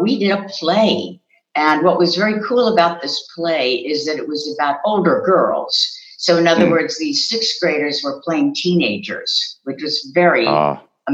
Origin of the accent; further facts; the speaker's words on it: Wallingford, Pennsylvania, United States; also born or lived in Swarthmore, Pennsylvania; the town that I grew up in was called Wallingford, Pennsylvania